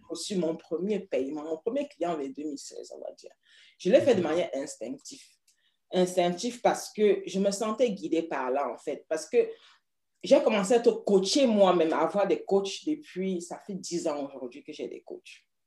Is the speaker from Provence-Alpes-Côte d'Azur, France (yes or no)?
no; Paris, Île-de-France, France; now in United Kingdom; Mon village, c'est Paris